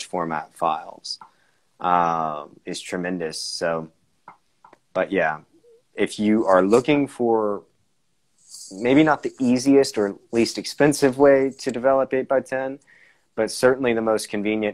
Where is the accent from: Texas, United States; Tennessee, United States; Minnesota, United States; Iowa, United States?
Tennessee, United States; now in California, United States; I'm from Tennessee and I'm in California now, it's about 2,000 miles each way home